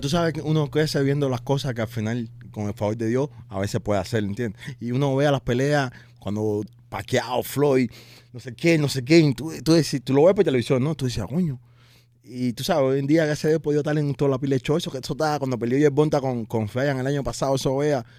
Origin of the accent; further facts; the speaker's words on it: Cuba; moved away; yo soy un boxeador cubano